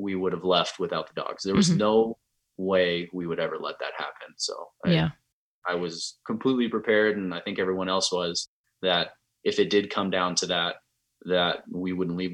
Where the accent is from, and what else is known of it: United States